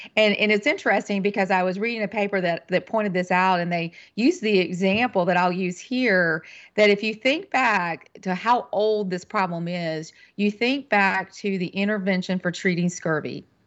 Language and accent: English; western North Carolina, United States; moved away as an adult; also born or lived in Kentucky; I'm originally from North Carolina. I'm a native North Carolinian and grew up in the western part of the state